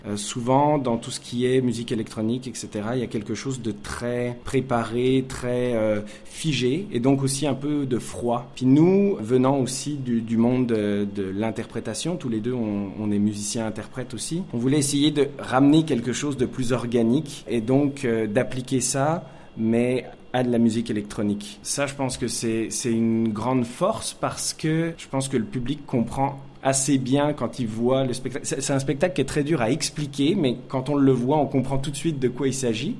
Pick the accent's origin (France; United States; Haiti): France; moved away as an adult; now in Montreal, Canada; je suis français d'origine, euh, habitant à Montréal depuis maintenant 14 ans